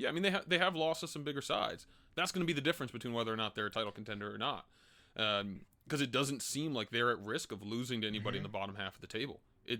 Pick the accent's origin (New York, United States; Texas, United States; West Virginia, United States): New York, United States; New York City; I'm from New York, baby. Harlem. The Bronx.